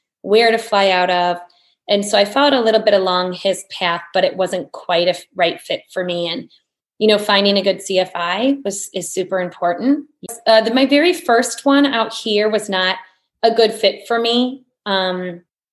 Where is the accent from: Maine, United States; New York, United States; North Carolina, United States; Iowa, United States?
Iowa, United States; Bettendorf; I grew up in Bettendorf, Iowa, in the Midwest.